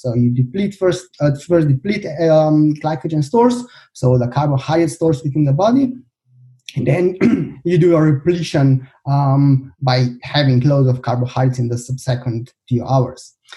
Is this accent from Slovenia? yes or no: yes; Slovenia; also born or lived in Birmingham, United Kingdom; I come from Slovenia.